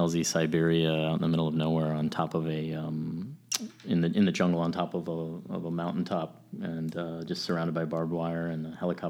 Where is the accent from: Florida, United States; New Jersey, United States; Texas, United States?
Texas, United States; San Antonio; also born or lived in Arizona / Columbus, Georgia; we grew up in San Antonio, Texas, spent a little time in Arizona at Fort Huachuca